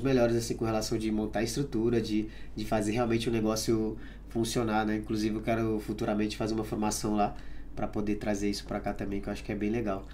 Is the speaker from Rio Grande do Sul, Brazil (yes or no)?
no; Pará, Brazil; moved away; eu nasci no Pará